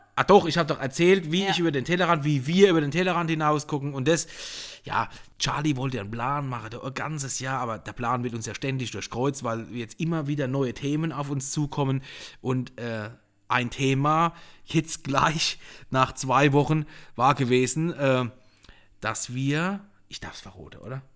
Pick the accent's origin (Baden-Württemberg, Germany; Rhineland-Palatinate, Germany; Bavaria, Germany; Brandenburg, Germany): Rhineland-Palatinate, Germany; Ruppertsberg; ich bin ein richtiger Pelzerbu. Ursprünglich komme ich schon aus Rubertsberg von der Mittelhart